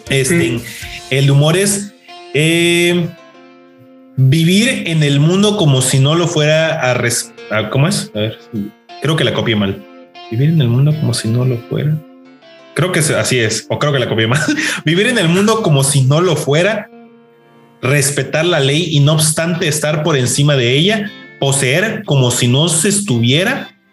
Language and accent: Spanish; Mexico; yo como mexicano